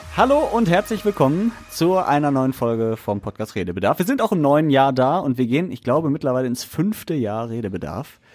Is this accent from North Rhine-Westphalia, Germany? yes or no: yes; Essen, North Rhine-Westphalia, Germany; wir Essener